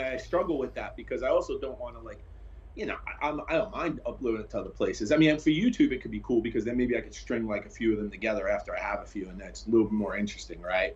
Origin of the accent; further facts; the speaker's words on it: New York City, New York, United States; I grew up in Brooklyn, New York